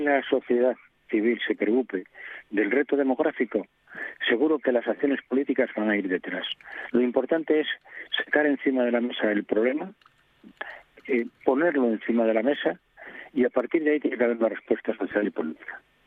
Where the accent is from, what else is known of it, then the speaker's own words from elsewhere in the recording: a council neighbouring Salas, Asturias, Spain; Marca, que es de donde soy yo